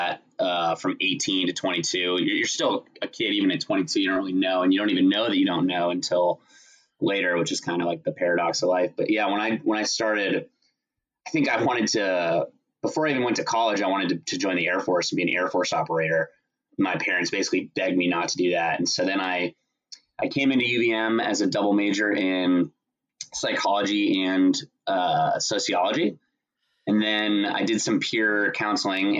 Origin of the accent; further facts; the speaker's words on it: Central Florida, United States; moved away as an adult; I grew up in Florida, in Central Florida